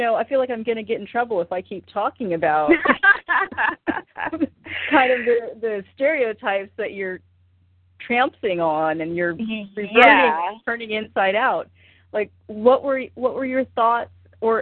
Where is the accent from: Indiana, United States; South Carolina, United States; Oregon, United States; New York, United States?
Oregon, United States; I'm from Oregon.